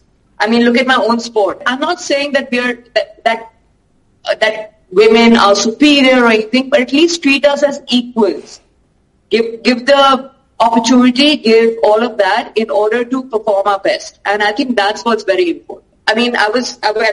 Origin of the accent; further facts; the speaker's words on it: India; we come from India, as we all know, is a patriarchal society.